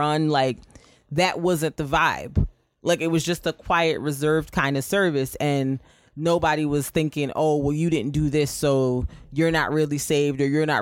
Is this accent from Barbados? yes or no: yes; Barbados; moved away; the church I grew up in Barbados